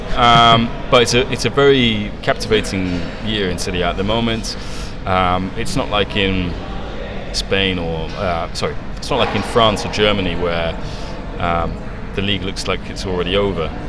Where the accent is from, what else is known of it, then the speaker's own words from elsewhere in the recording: England, United Kingdom; moved away as an adult; also born or lived in Italy; an English guy growing up in English, growing up in England